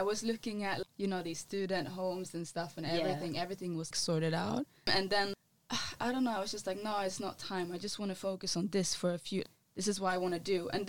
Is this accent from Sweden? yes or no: yes; Sweden; now in London, United Kingdom; so my dad is a reggae artist from Gambia, and I grew up in Sweden, where the house scene is very big, and the pop music.